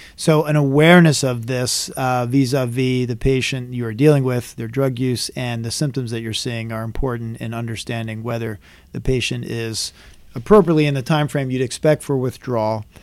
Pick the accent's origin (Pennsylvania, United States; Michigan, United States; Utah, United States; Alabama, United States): Pennsylvania, United States; Philadelphia; I grew up in Philadelphia, in, in Philadelphia area